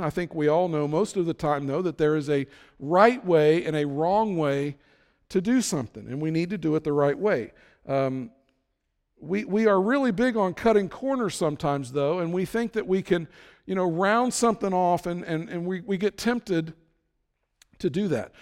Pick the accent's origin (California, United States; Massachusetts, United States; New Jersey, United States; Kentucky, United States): Kentucky, United States; Florence; now in Terre Haute, United States; my hometown of Florence, Kentucky